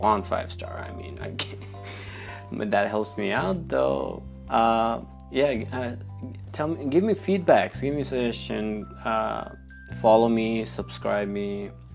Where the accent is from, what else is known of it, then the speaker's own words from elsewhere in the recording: Nepal; now in United States; I was born in Nepal, and Nepal's primary religion is Hinduism